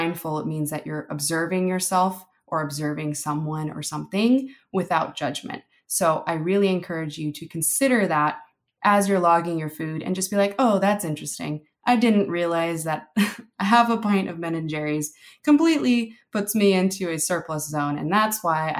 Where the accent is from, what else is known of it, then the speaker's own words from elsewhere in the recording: Philippines; I'm Filipino